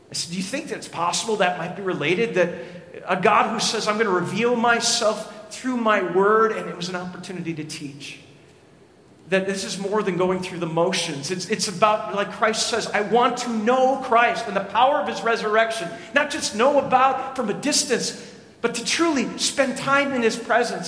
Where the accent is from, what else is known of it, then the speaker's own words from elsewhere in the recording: Lester Prairie, Minnesota, United States; I grew up in Lester Prairie, Minnesota, population of 1,003